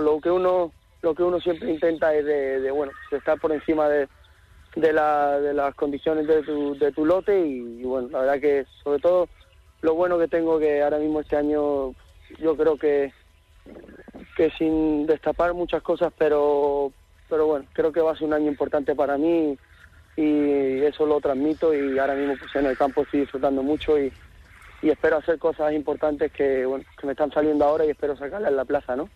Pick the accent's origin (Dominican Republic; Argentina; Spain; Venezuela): Spain; Seville, Andalusia; en mi tierra, me considero mi casa